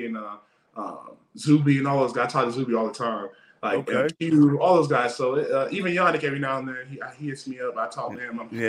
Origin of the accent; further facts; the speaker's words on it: Florida, United States; I'm from Florida, so we done see some crazy stuff. And I'm Nigerian